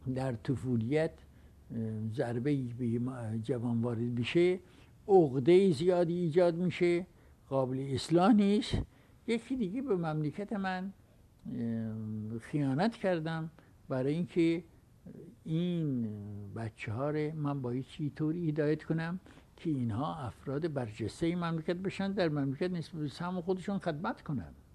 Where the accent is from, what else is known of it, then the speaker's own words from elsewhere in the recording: Iran; من ایرانی هستم و افتخار میکنم ایرانی هستم